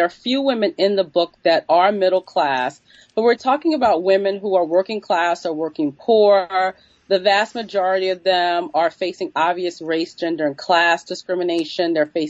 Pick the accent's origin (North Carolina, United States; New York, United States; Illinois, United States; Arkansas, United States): New York, United States; New York City; But I'm from New York City, and I grew up with these, you know, these different types of laborers around me.